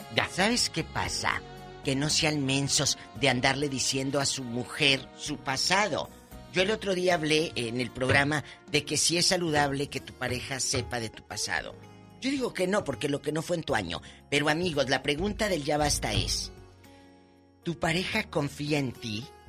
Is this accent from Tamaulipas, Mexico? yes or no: yes; Matamoros, Tamaulipas, Mexico; moved away; Matamoros, mi tierra, está muy tranquila y un beso a mi gente de allá de Matamoros, Tamaulipas